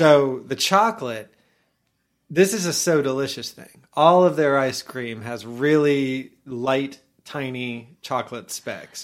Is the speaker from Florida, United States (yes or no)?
yes; Orlando, Florida, United States; when I was young, I grew up in Orlando